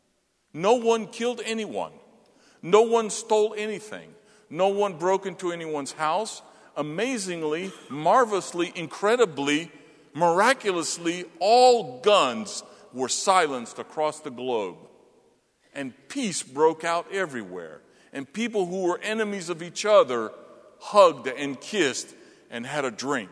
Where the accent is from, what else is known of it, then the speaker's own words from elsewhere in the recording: the South, United States; now in Gettysburg, United States; I'm a true son of the South